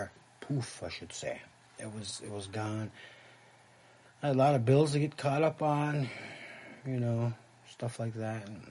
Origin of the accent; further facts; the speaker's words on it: Red Lake, Minnesota, United States; also born or lived in Little Earth, Minneapolis; growing up in Red Lake shaped me